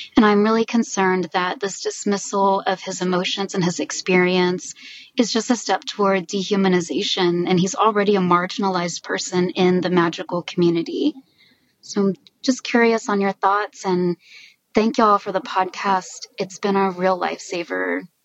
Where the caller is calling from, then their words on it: Dallas, Texas, United States; I'm calling in from Dallas, Texas